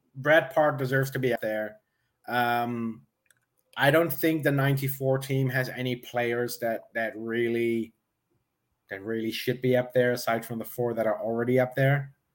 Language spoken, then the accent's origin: English; Netherlands; I'm from the Netherlands